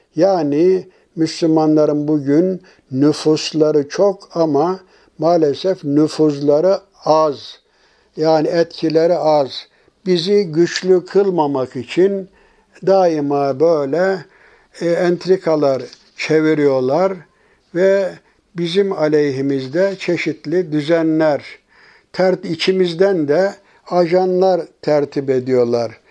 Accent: Turkey

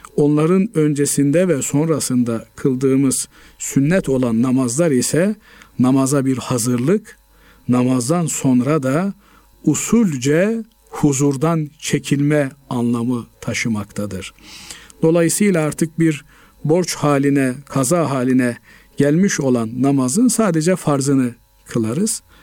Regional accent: Black Sea Region, Turkey; bizim Karadeniz bölgesinde

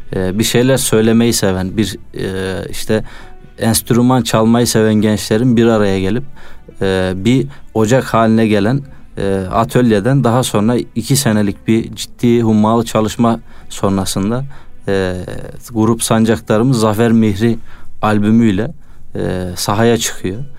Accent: Çorum, Çorum Province, Turkey; moved away as an adult; also born or lived in Konya; 95 Çorum doğumluyum

